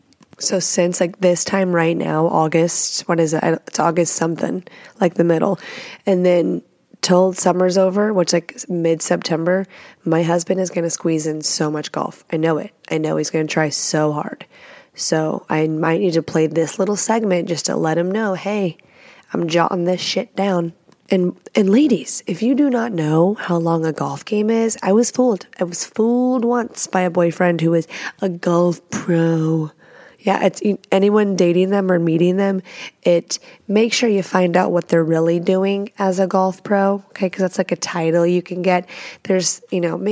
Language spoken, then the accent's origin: English; Texas, United States; also born or lived in Washington State; now in Washington, United States; I live in Washington State. I'm from Texas